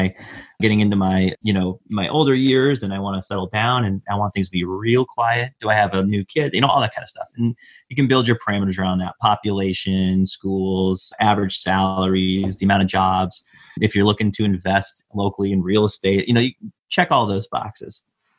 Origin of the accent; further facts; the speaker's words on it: Midwest, United States; And that was something growing up in the Midwest that I thought was unique to the Midwest, but I don't think it is.